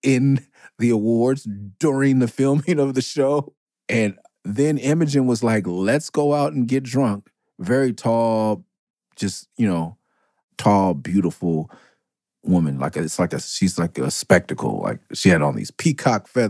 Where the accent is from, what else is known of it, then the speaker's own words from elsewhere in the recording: California, United States; I'm Californian through and through